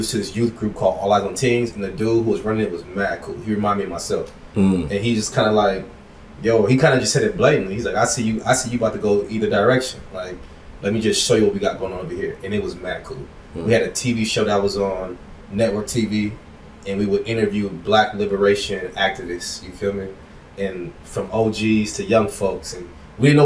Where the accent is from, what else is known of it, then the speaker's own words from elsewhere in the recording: San Diego, California, United States; I grew up in Southeast San Diego